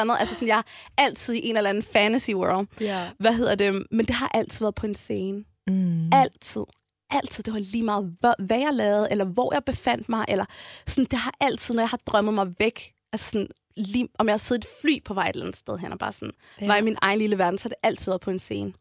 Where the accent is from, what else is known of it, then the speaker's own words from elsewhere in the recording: Copenhagen, Capital Region of Denmark, Denmark; jeg er født og opvokset på Amager med mine to forældre og mine tre søskende